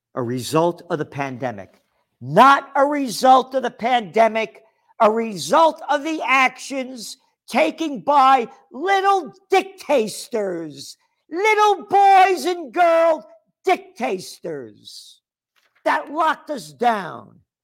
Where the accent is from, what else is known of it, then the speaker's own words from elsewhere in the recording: United States; I'm an American